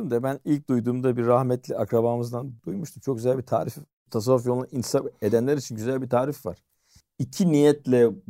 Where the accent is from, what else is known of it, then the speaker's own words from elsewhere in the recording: Malatya, Turkey; Bak Malatyalıyım